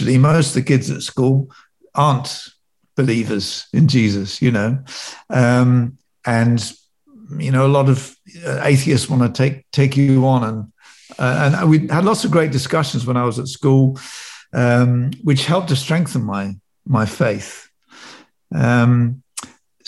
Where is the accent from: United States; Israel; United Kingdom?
United Kingdom; Northamptonshire, East Midlands; I was brought up in Northamptonshire in a little village.